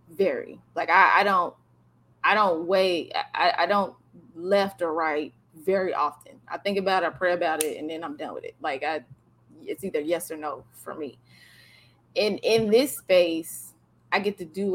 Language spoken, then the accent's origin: English; the South, United States; I'm from the South.